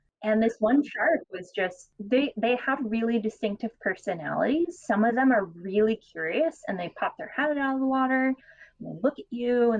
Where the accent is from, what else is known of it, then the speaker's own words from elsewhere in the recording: Florida, United States; I would recommend, growing up in Florida, we always were cautious to never touch the fireworms.